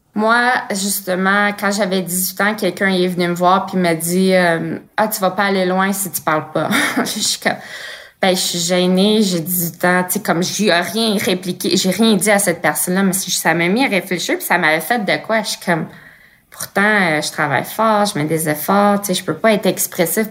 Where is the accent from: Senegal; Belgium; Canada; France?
Canada; Blainville, Quebec; also born or lived in Montreal; je suis née en 87 à Montréal puis j'ai grandi à Blainville